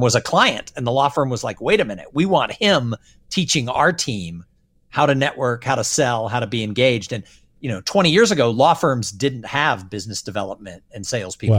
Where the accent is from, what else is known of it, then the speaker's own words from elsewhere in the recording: Southern California, United States; I grew up in Southern California